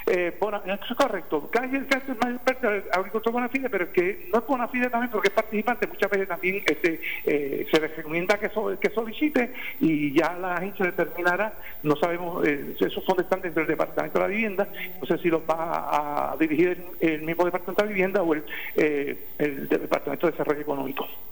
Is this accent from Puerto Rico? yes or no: yes; Adjuntas, Puerto Rico; mi pueblo de Ajuntas